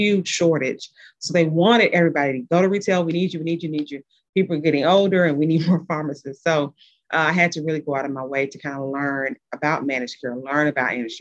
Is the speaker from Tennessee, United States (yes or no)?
yes; Tennessee, United States; moved away as an adult; also born or lived in New Orleans, Louisiana; now in Midwest, United States; I am originally from Tennessee, so I'm a Southern girl, but I live in the Midwest.